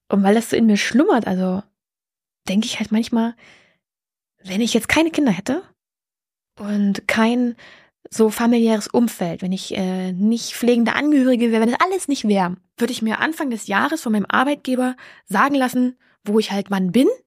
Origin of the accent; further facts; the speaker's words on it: East Germany, Germany; weil ich komme ja aus dem Osten, da kenne ich sehr viel.